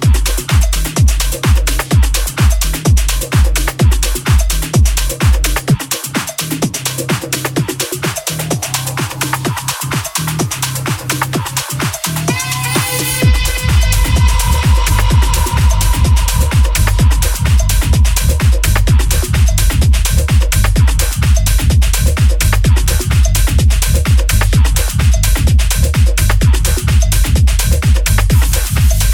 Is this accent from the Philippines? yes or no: no; London, United Kingdom; moved away as an adult; now in Kent, United Kingdom; my hometown forever, London